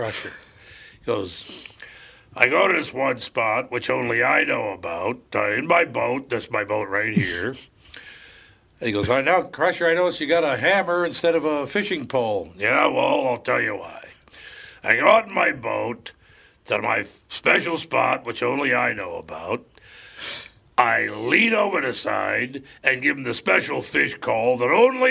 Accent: Minneapolis, Minnesota, United States; I'm from Minneapolis

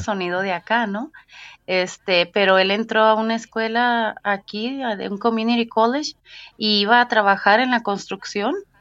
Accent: Ensenada, Baja California, Mexico; moved away as an adult; now in United States; Nací en la ciudad de Ensenada, Baja California

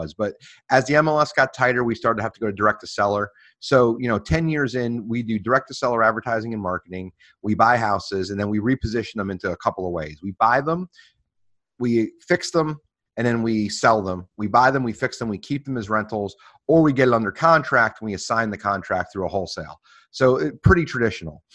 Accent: Florida, United States; moved away as an adult; also born or lived in Washington DC metro area / Charlottesville, Virginia; now in Richmond, United States; I grew up in Florida

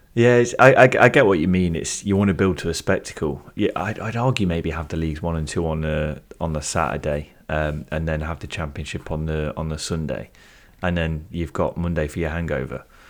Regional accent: United Kingdom; being British

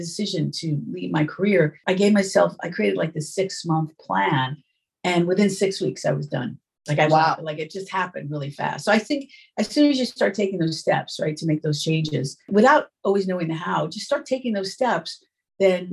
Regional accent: New York City, New York, United States; moved away as an adult; also born or lived in Long Island; I'm from New York. Yeah. And I grew up in New York City, and then I moved to the suburbs of Long Island

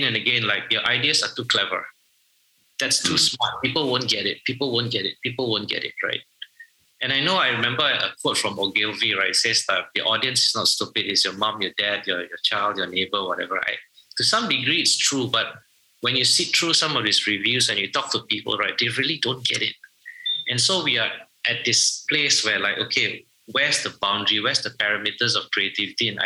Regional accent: Malaysia; I'm Malaysian

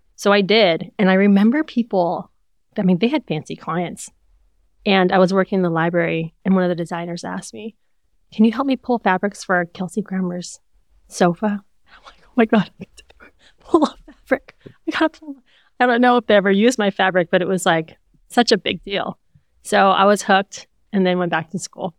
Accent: Hawaii, United States; also born or lived in California; we grew up in Hawaii

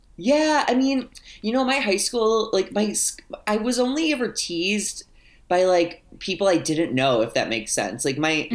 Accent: St. Louis, Missouri, United States; I grew up in St. Louis, which is like one of the bigger cities

